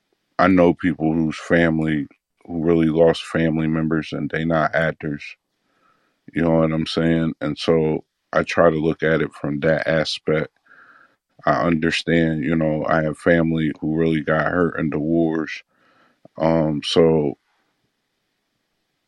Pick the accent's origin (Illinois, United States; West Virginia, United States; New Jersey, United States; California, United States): Illinois, United States; I'm from Illinois